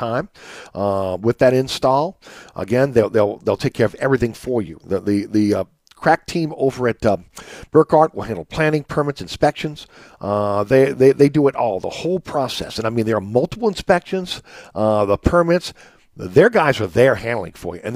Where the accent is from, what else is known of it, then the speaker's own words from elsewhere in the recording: New Orleans, Louisiana, United States; growing up in uptown New Orleans